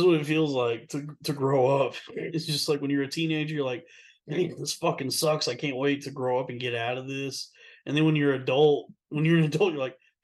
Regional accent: Texas, United States; moved away; I miss growing up in Texas. That was such a good time. What a fun place to grow up, Texas

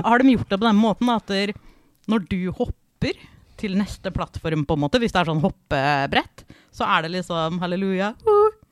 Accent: Fredrikstad, Østfold, Norway; fra Fredrikstad

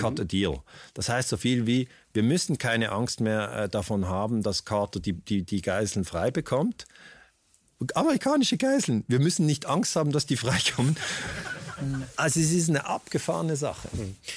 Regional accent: Switzerland; wir in der Schweiz

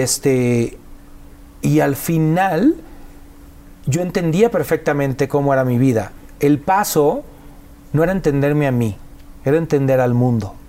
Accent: Mexico; nosotros los mexicanos

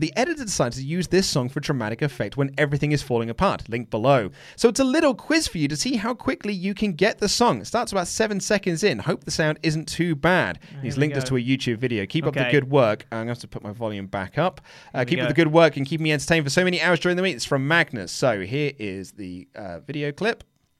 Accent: Oslo, Norway; I was born and raised in Oslo in Norway, but I'm half Swedish, so … is actually a Swedish name, but they use the umlaut instead of the cross.

